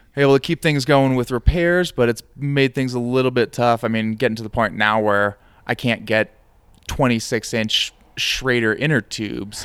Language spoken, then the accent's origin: English; Midwest, United States; now in Santa Fe, United States; I'm from the Midwest, and we get pretty bad humidity